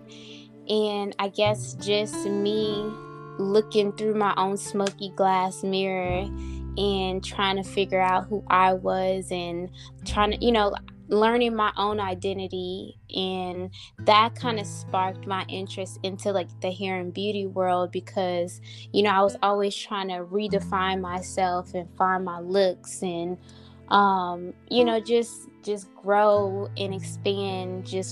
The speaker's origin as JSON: {"language": "English", "town": "New Orleans", "region": "Louisiana", "country": "United States", "also_born_or_lived": "Dallas", "moved": "yes", "said": "I am from New Orleans, Louisiana"}